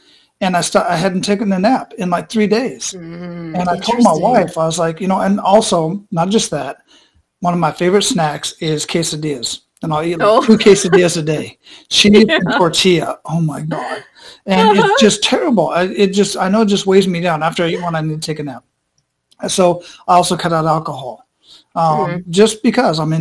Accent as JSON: {"language": "English", "town": "Phoenix", "region": "Arizona", "country": "United States", "tie": "born or raised there", "moved": "as an adult", "lives_now": "Tampa, United States", "said": "I was born and raised in Phoenix"}